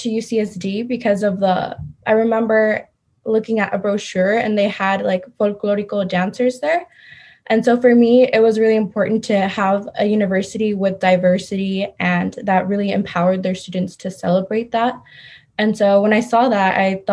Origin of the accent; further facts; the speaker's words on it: Stockton, California, United States; now in San Diego, United States; I'm originally from Stockton, California, which is up north